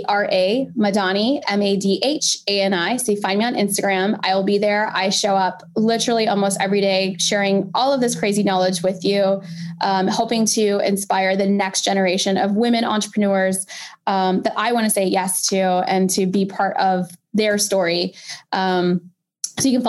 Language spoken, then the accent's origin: English; Pakistan; I'm a Pakistani 5-foot woman